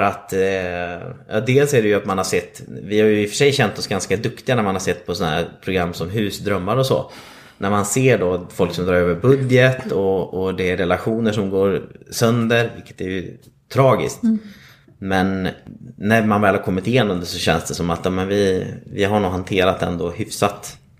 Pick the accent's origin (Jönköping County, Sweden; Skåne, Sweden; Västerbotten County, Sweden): Västerbotten County, Sweden; Vilhelmina; moved away as an adult; also born or lived in Stockholm; now in Gothenburg, Sweden; kommer ursprungligen uppifrån Lappland, eh, Vilhelmina, södra Lappland